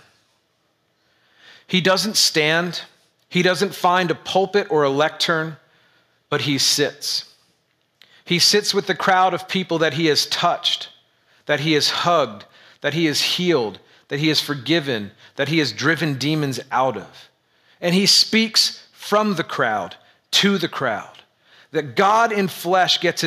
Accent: United States; As an American white male in the suburbs

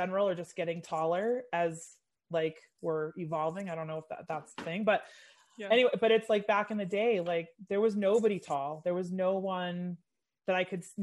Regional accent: Massachusetts, United States; moved away; I'm from Massachusetts originally

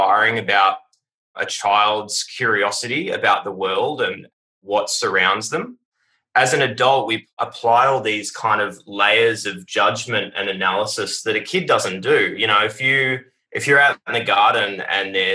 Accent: Warrnambool, Victoria, Australia; now in Melbourne, Australia; I have a son down in Warrnambool, which is my hometown

